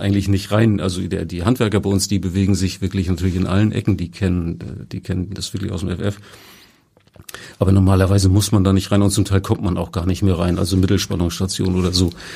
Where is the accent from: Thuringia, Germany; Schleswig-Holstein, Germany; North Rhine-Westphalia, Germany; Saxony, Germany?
Schleswig-Holstein, Germany; Kiel; Ich komme ja selber auch aus Kiel